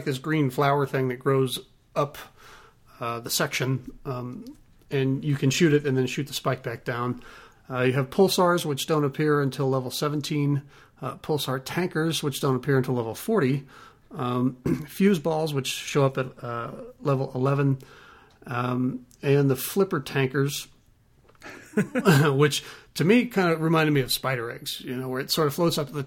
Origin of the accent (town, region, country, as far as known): United States